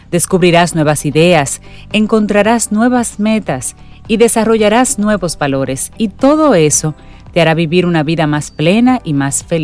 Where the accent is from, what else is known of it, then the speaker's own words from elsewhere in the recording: Dominican Republic; Somos expertos los dominicanos en buscar